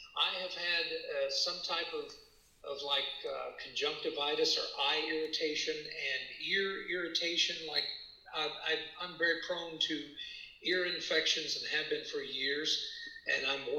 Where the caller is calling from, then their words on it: Austin, Texas, United States; Hi, I'm in Austin, Texas.